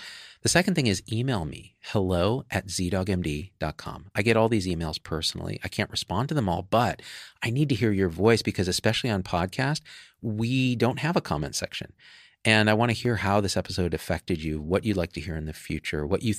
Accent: Manitoba, Canada; I'm from Manitoba. You may have heard of it.

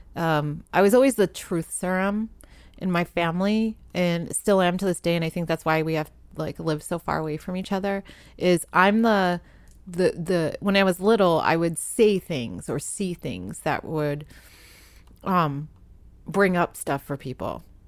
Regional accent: Providence, Rhode Island, United States; moved away as an adult; also born or lived in New York; now in Los Angeles, United States; I grew up in Providence, Rhode Island

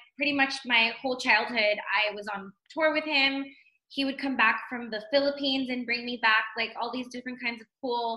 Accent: Pasadena, California, United States; moved away as an adult; also born or lived in Montebello, California; now in Henderson, United States; I'm from Pasadena, California. So born and raised, I was born in Montebello and then raised in Pasadena, South Pasadena

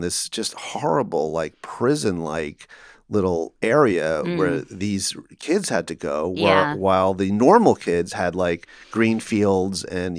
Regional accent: Calabasas, California, United States; So Calabasas was a privileged place. I drove a 73 Buick LeSabre, you know, a big boat that cost $300, and parked in the dirt side of the parking lot.

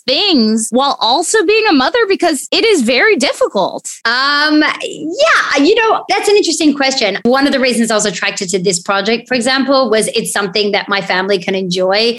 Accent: Australia; as an Aussie

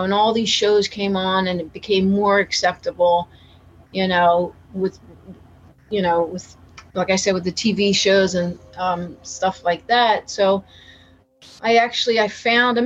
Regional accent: Tabernacle, New Jersey, United States; I grew up in Tabernacle, you know, in New Jersey, Tabernacle, New Jersey

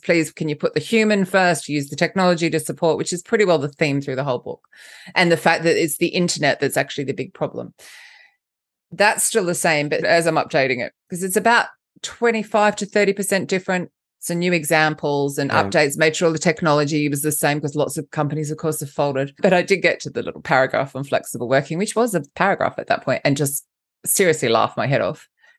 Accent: Australia; now in London, United Kingdom; First off, let's just clarify the accent. I'm Australian, but I live in London, so I don't really know what I sound like.

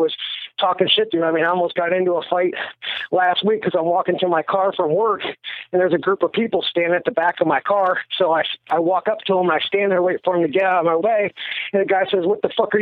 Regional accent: Erie, Pennsylvania, United States; I grew up in Erie, Pennsylvania

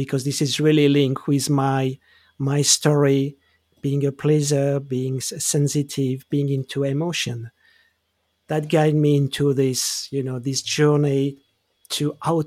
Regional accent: Geneva, Switzerland; I grew up in Switzerland. I grew up in Geneva

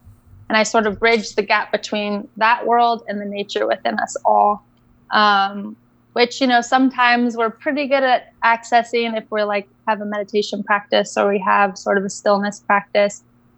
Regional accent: Bali, Indonesia; And I grew up in Bali. I grew up in Indonesia.

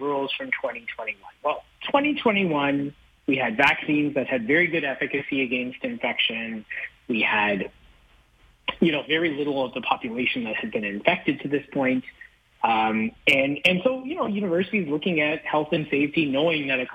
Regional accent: London, Ontario, Canada; I grew up in London, Ontario

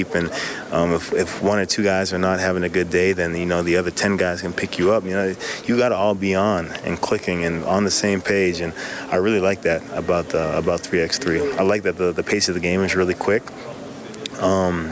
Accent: Edmonton, Alberta, Canada; growing up in Edmonton

